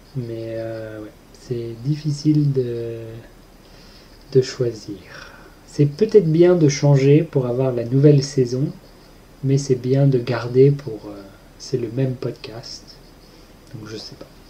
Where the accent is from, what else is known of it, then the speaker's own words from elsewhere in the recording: Pays de la Loire, France; je viens de Loire-Atlantique, qui est juste à côté de la Bretagne.